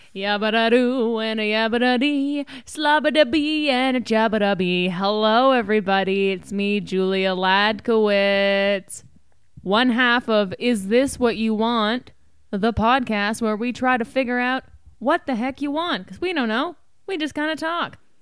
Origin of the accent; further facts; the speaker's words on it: Canada; now in United States; we're Canadian.